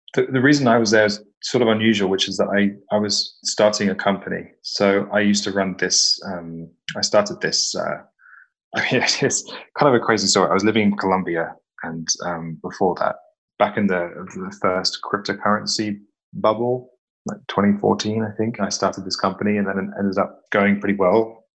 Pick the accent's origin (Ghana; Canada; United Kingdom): United Kingdom; west of England; also born or lived in London; I'm from a tiny village in the in the west part of England